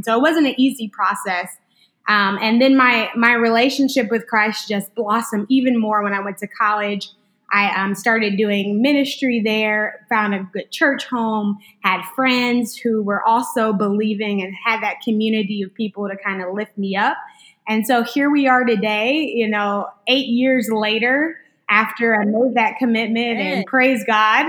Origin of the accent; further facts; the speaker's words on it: Huntsville, Alabama, United States; now in Memphis, United States; from Sweet Home Huntsville, Alabama